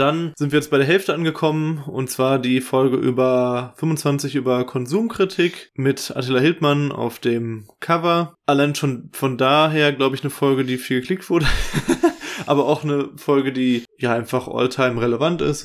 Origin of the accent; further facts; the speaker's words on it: West Germany, Germany; als Wessi